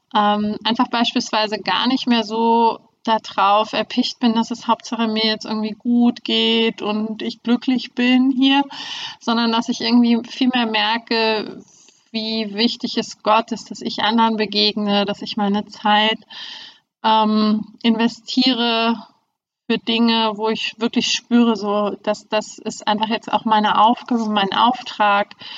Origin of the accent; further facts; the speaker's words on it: Germany; moved away as an adult; now in Hamburg, Germany; Ich bin äh, in der DDR aufgewachsen